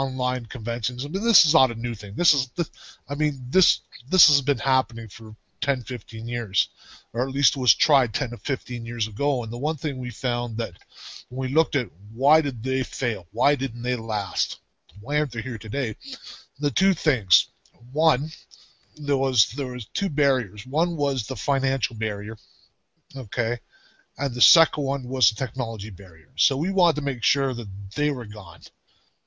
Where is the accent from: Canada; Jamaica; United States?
Canada; I am from Canada